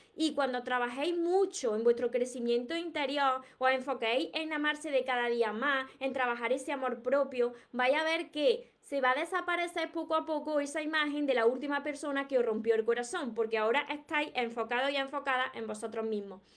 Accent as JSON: {"language": "Spanish", "town": "Córdoba", "region": "Andalusia", "country": "Spain", "accent": "southern Spain", "said": "soy de Córdoba, Andalucía, y no pronuncio la S. Como vosotros veréis, tengo un acento de aquí, del sur de España, que por supuesto que no voy a cambiar mi acento porque son mis raíces"}